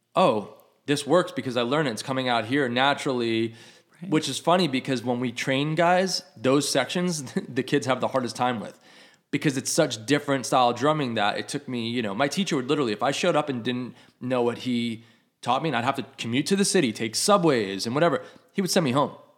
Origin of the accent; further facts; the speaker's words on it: New York, United States; moved away as an adult; I grew up in New York